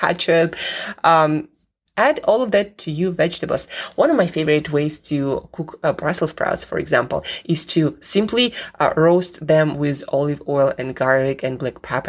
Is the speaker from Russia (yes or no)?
yes; Siberia, Russia; moved away; I grew up in Siberia where I did not see any of those vegetables